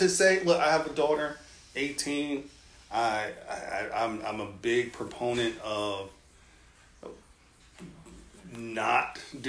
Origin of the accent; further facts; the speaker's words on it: New York, United States; I grew up in New York